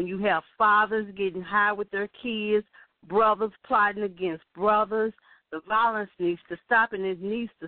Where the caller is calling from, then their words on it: St. Louis, Missouri, United States; I'm calling from St. Louis, Missouri. I'm a high school teacher.